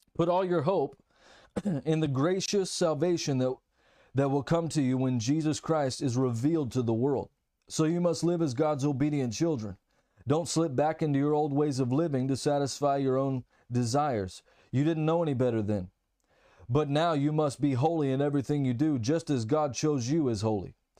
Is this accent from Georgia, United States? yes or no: no; Texas, United States; first language English; now in Germany; I'm from Texas, United States, and living in Germany at the moment